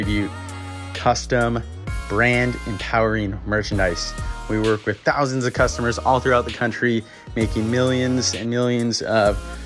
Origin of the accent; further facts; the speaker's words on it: Minneapolis, Minnesota, United States; moved away as an adult; also born or lived in Seattle, Washington; now in Bellingham, United States; My mom and stepdad, we moved out to Minneapolis. So I lived in Minneapolis through high school